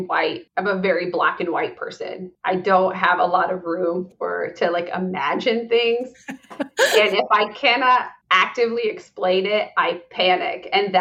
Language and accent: English; Hartford City, Indiana, United States; born or raised there